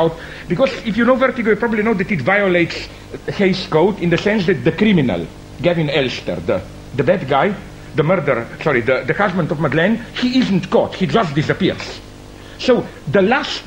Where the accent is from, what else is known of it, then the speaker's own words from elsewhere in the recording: Ljubljana, Slovenia; my hometown, Ljubljana